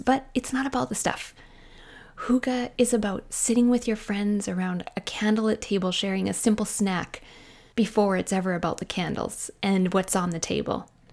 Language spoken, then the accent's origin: English; Canada; I am a Canadian mom in small town Canada.